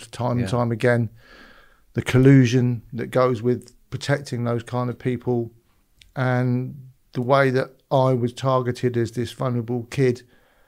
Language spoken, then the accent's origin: English; Weston-super-Mare, South West England, United Kingdom; moved away; also born or lived in London / Los Angeles; I fell out into the world in Weston-super-Mare in 1968